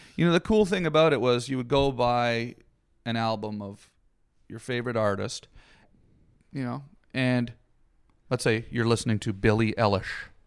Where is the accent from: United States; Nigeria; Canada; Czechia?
Canada; Canadian, and I grew up in the woods.